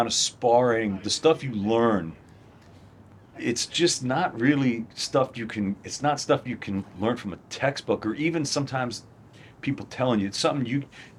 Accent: Baltimore, Maryland, United States; moved away; also born or lived in Washington, D.C. / Brooklyn; I was born in Baltimore. I used to live in D.C. My family's from Brooklyn.

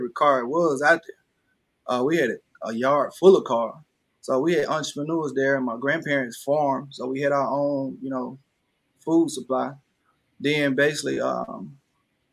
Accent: Panola County, Mississippi, United States; growing up, you know, in Panola County

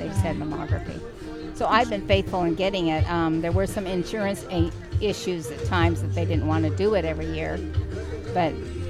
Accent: Portland, United States

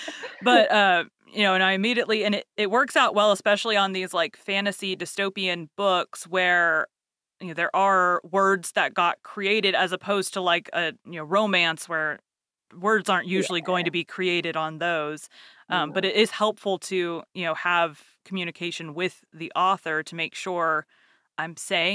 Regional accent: Texas, United States; As far as American accents go, I'm from Texas, but I don't have a Texas accent.

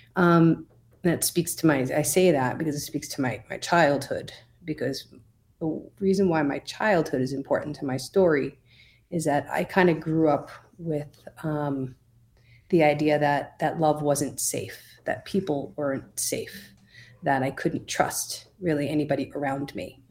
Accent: Oceanside, New York, United States; moved away as an adult; also born or lived in Brooklyn, New York / Albany, New York; now in Colorado, United States; I grew up in Oceanside, New York, the South Shore of Long Island. Nassau County. Um, I was there for thirty-five years until I moved to Colorado

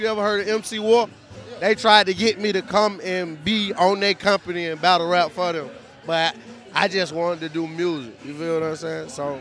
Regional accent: Atlanta, Georgia, United States; I'm Atlanta, I'm from Gresham Road, from the east side

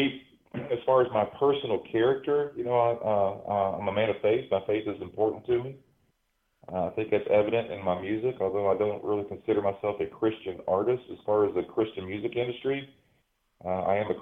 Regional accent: Eastern Kentucky, United States; I'm a native of Kentucky. I grew up in Eastern Kentucky, and being a product of Appalachia

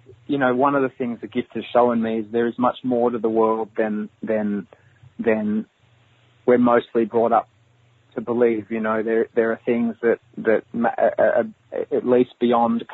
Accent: Australia; I'm from Australia

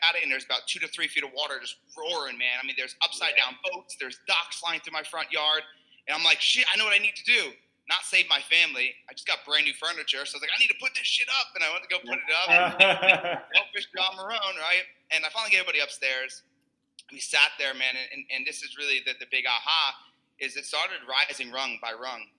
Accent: New Jersey, United States; I'm Italian. I'm from Jersey

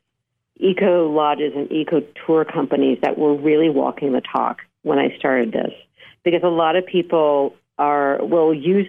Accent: Southern California, United States; I grew up in Southern California

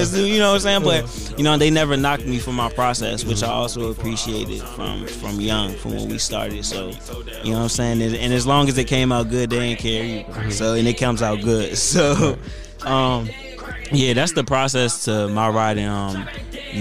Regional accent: Laurel, United States; I've had friends who I grew up with in Laurel

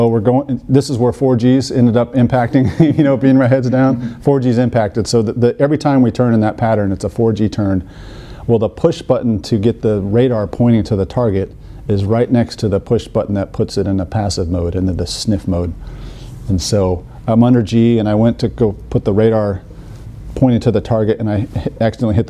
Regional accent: Colorado, United States; I grew up in Colorado

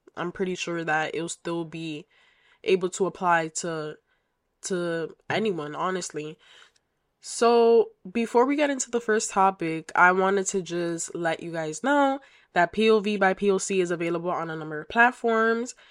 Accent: United States; I am of Dominican heritage, so I am Dominican American. And yeah, so I was raised by a single mother who migrated to the United States um, before I was born

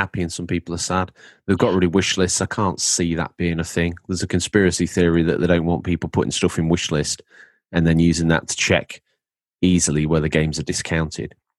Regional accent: England, United Kingdom; now in New York, United States

